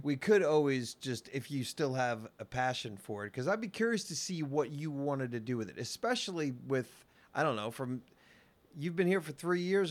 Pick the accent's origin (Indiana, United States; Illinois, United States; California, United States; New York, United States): New York, United States; I'm from New York